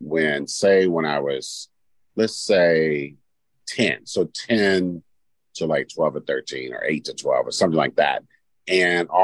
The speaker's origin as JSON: {"language": "English", "town": "Oakland", "region": "California", "country": "United States", "tie": "born or raised there", "said": "growing up in East Oakland was East Oakland is full of fruit trees"}